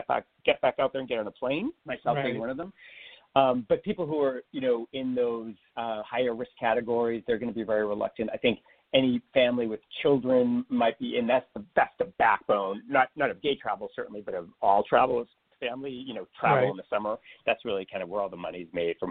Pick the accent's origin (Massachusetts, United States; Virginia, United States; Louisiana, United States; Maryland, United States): Massachusetts, United States; Boston area; now in Toronto, Canada; I grew up in the Boston area, just a few miles outside of Boston